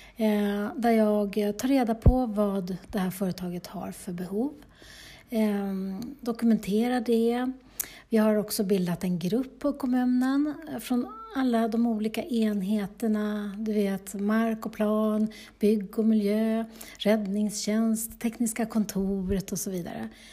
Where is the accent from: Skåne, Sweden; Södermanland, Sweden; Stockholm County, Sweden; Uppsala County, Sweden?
Uppsala County, Sweden; Bålsta; moved away as an adult; now in Heby, Sweden; i Bålsta där jag är uppvuxen